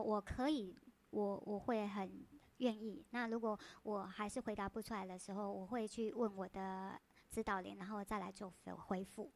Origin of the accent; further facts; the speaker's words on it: Taiwan; 我们台湾人就讲苹果